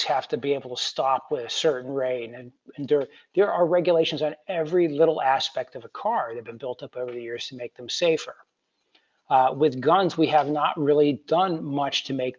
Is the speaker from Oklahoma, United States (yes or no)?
no; Western New York, United States; my hometown up in Western New York